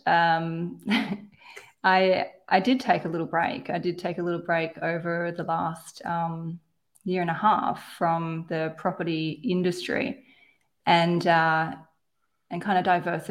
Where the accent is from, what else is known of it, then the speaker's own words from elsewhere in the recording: Perth, Western Australia, Australia; I'm from Perth, you know. I'm from Subiaco. That's where I grew up